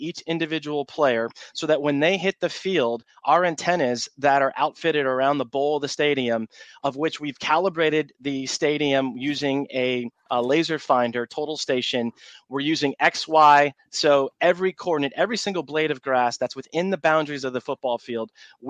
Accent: Cleveland, Ohio, United States; now in Jacksonville Beach, United States; I was born and raised in Cleveland

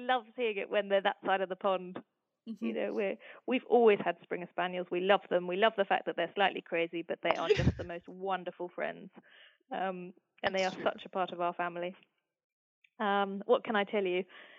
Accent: England, United Kingdom; also born or lived in United States; under 12, came back to the UK and went to school. So a lot of my families all live in the States, so I'm very English, but I do feel, you know, that I've got a part of me is very very close to America.

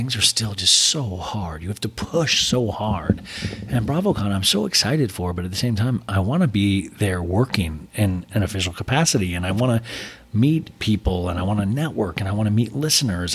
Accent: Arizona, United States; in Arizona October 29th at the Marquee Theater. That's Halloween weekend, which, by the way, man, my God, that's my hometown

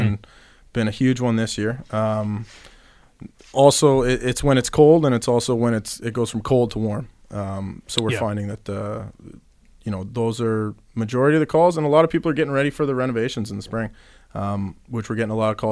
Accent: Hamilton, Ontario, Canada; proud Canadian. I was born in Hamilton

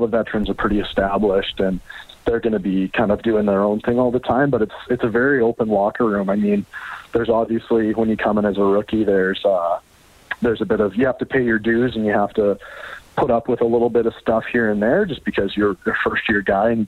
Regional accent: Canada; coming in as a Canadian, and especially as a Canadian running back

